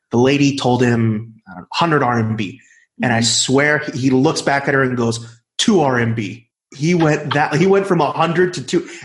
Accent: Los Angeles, California, United States; I'm from Los Angeles.

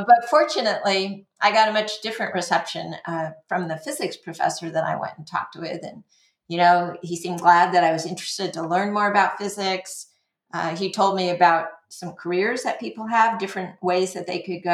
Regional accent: La Mesa, California, United States; also born or lived in Los Angeles area; we moved to a suburb of San Diego, La Mesa, when I was about a year old, from the Los Angeles area.

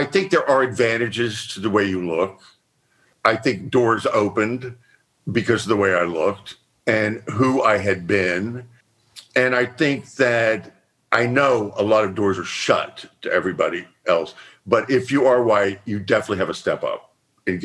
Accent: Texas, United States; I was from Texas.

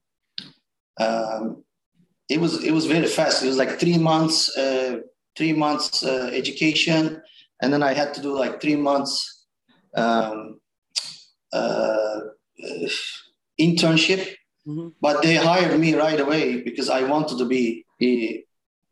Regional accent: Istanbul, Turkey; English is a second language; moved away as an adult; also born or lived in Cayman Islands / Weehawken, New Jersey; now in United States; I was born and raised in Turkey

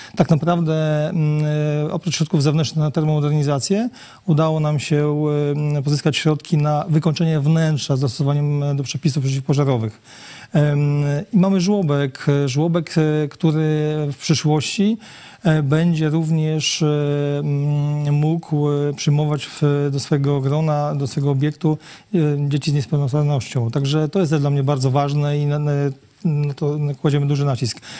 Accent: Lubartów, Lublin Voivodeship, Poland; Ja wychowałem się w Lubartowie od urodzenia na ulicy Hutniczej

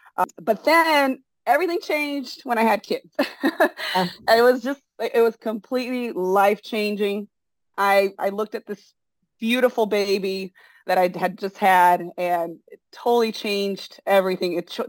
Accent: Brazil; English is a second language; moved away as an adult; also born or lived in San Francisco, United States; now in United States; I was born in San Francisco. My dad's American. My mom's Brazilian. Oh. And we all moved to Brazil when I was 3 years old and lived there till I was 19.

